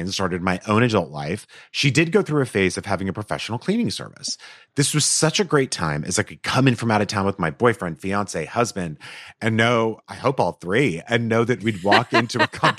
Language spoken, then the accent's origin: English; Canada; My mom is from Japan. I was raised in Canada.